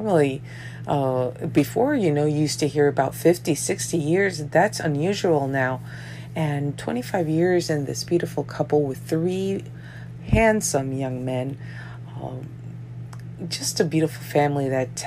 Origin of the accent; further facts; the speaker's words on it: New York, United States; I'm from New York. My parents are from Colombia, South America